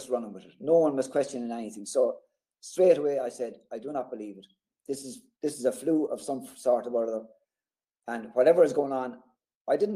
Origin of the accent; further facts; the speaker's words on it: Thomastown, Leinster, Ireland; I'm from Thomastown. It's about 10 miles from Kilkenny City. It's a small town. I've lived here all my life